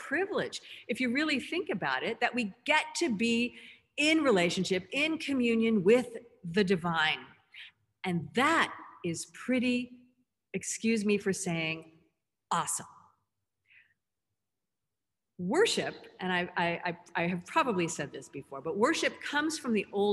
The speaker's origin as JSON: {"language": "English", "region": "Southern California", "country": "United States", "tie": "born or raised there", "said": "growing up in Southern California"}